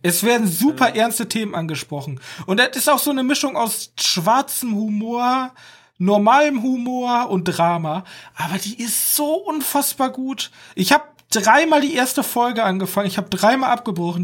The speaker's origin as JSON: {"language": "German", "country": "Germany", "said": "als Deutscher"}